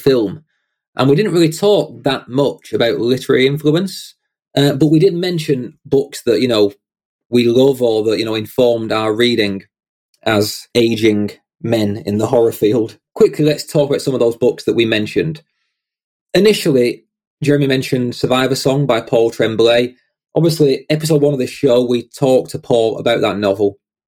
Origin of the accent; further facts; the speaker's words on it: United Kingdom; my first fellow Brit in the guest seat. Prepare for my accent to get thicker